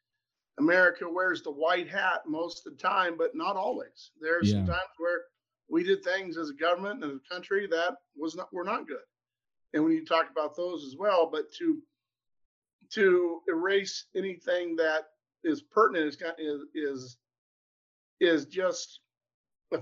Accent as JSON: {"language": "English", "town": "Columbus Junction", "region": "Iowa", "country": "United States", "tie": "born or raised there", "also_born_or_lived": "Perry, Iowa", "said": "I was from Columbus Junction. I'm born in Perry, but we moved to Columbus when I was three"}